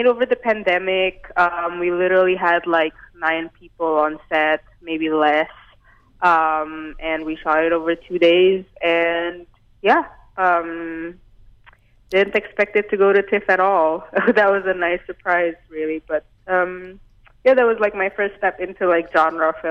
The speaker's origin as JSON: {"language": "English", "region": "Jakarta", "country": "Indonesia", "tie": "born or raised there", "also_born_or_lived": "Vancouver, Canada", "moved": "yes", "lives_now": "Toronto, Canada", "said": "I grew up in Jakarta in Indonesia, so it's a really big metropolitan"}